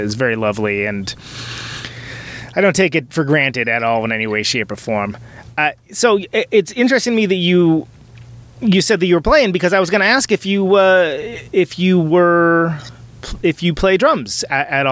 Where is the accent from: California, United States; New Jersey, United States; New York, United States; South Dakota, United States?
California, United States; Bay Area; now in Milwaukee, United States; So I live in Wisconsin, so Milwaukee, Wisconsin, in the Midwest, and I'm from California from the Bay Area